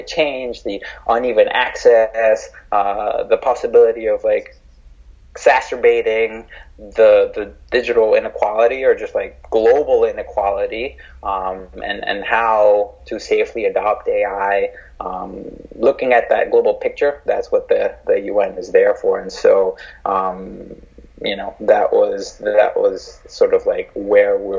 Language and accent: English; Mexico; I'm from Mexico